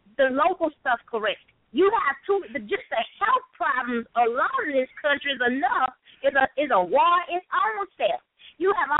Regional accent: Louisiana, United States; now in East Coast, United States; I'm here on the East Coast, but I'm originally from Louisiana

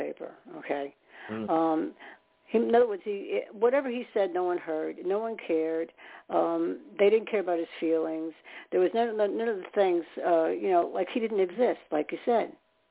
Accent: New York, United States; I'm from New York

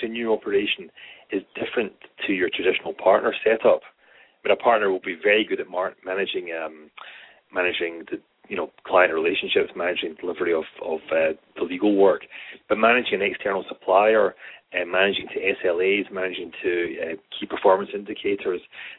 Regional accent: Scotland, United Kingdom; accent: Scottish; speaking as a Scotsman

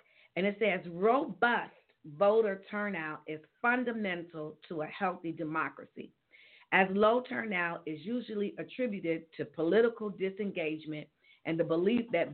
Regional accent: Gary, Indiana, United States; we're from Gary and we work in Gary

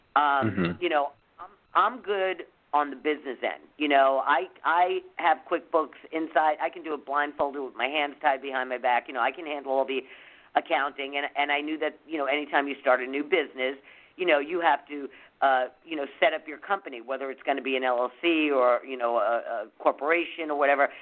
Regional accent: New York, United States; moved away; growing up in New York

